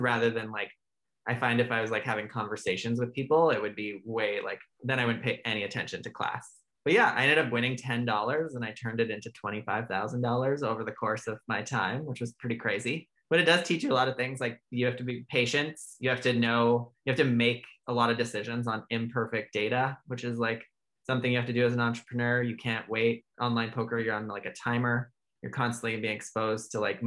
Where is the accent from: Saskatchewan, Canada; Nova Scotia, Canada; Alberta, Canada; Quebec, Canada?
Alberta, Canada; moved away as an adult; also born or lived in Ontario; now in Vancouver, Canada; I was born and raised in Alberta